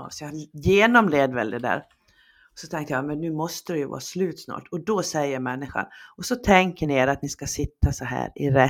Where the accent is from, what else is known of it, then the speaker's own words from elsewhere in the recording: Sweden; Det är tur att du och jag är svenskar från början.